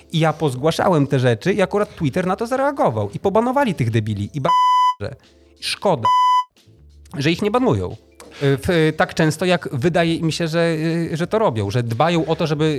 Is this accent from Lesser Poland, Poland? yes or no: no; Tricity, Pomeranian Voivodeship, Poland; u nas w Trójmieście